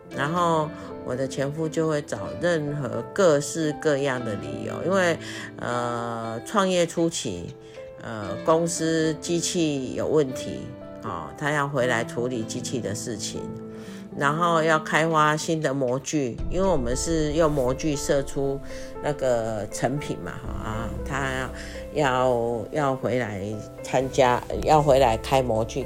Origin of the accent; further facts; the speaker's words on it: Taiwan; moved away as an adult; 我们就回台湾